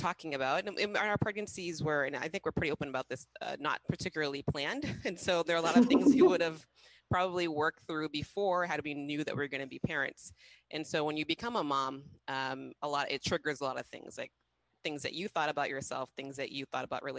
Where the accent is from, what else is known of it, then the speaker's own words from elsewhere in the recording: Boston, Massachusetts, United States; moved away as an adult; now in Haiti; I grew up in Boston